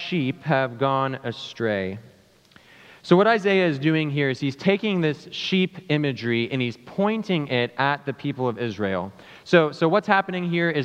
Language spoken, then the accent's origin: English; South Africa; also born or lived in St. Louis, United States; now in United States; I'm from South Africa